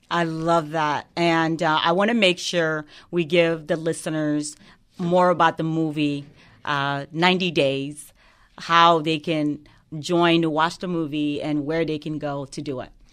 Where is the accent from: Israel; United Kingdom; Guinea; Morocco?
Guinea; now in United States; I was born and raised in West Africa, Guinea